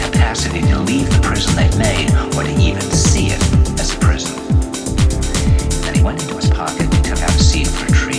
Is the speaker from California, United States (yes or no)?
no; New York, United States; "Where are you from?" And I said, "New York."